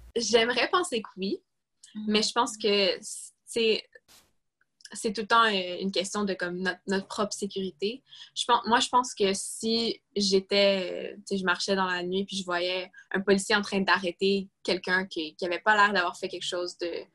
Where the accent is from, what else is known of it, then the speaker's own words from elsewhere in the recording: Quebec, Canada; je suis québécoise